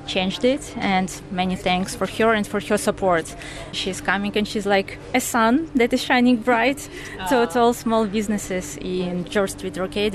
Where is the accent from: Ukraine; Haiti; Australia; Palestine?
Ukraine; moved away as an adult; now in Dublin, Ireland; we are from Ukraine